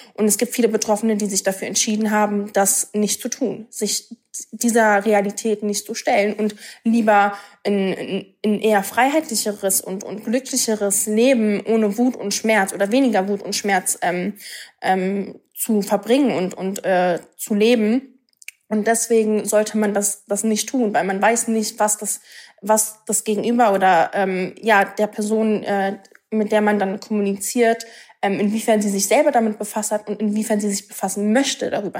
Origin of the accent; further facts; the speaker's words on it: Berlin, Germany; Ich bin, ich bin in Berlin geboren, so, ne? Ich, ich bin Deutsche.